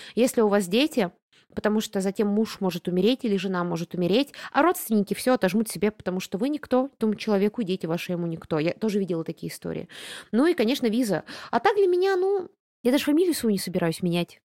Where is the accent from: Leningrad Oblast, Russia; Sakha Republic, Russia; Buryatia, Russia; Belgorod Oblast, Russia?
Buryatia, Russia; я бурятка, а значит, у меня родни пол Бурятии минимум